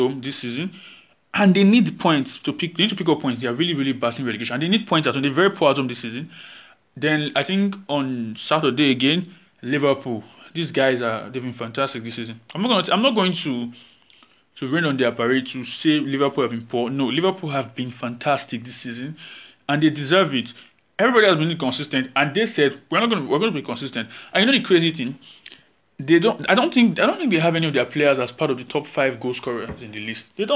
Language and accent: English; Nigeria; As a Nigerian